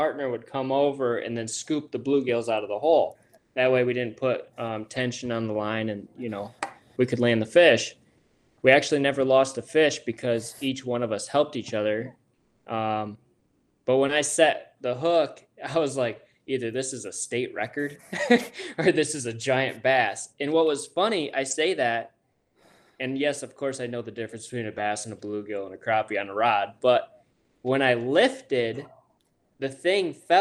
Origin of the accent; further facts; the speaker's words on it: Michigan, United States; We're from Michigan